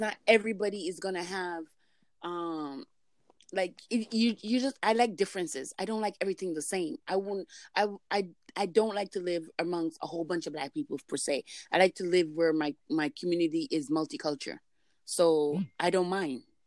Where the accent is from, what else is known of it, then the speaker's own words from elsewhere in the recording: Jamaica; now in Canada; speaking as a Jamaican that lives there in Canada